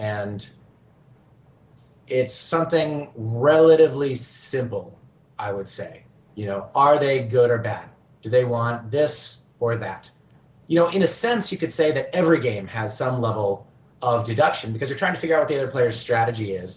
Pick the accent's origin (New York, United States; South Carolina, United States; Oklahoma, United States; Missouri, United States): Oklahoma, United States; moved away as an adult; also born or lived in South Korea; I grew up in Oklahoma